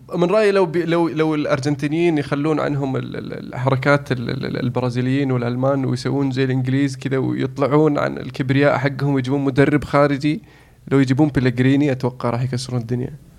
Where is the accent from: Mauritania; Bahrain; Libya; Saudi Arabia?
Saudi Arabia; انا سعودي